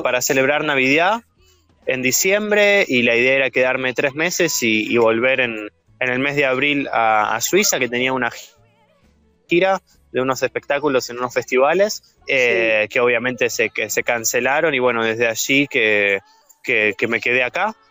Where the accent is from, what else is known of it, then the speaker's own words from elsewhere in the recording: Coronel Pringles, Buenos Aires Province, Argentina; moved away as an adult; also born or lived in France / Switzerland; cuando tenía 15 años allá en, en, en mi pueblo, en Coronel Pringles